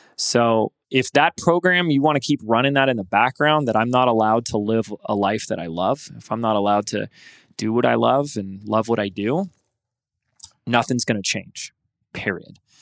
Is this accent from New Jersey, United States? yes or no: no; Laguna Beach, California, United States; Laguna Beach, my hometown, California